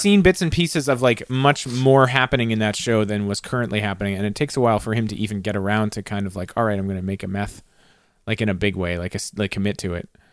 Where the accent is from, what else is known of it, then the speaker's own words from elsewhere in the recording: Canada; We're Canadian